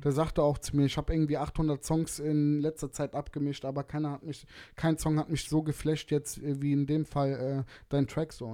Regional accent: Germany; Ich bin gebürtiger Deutscher

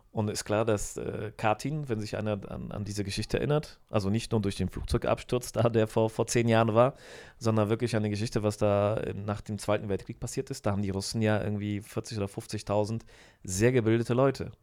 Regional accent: Düsseldorf, North Rhine-Westphalia, Germany; accent: Rhenish; moved away as an adult; also born or lived in Poland; now in Poznań, Poland; Ich komme aus Düsseldorf eigentlich

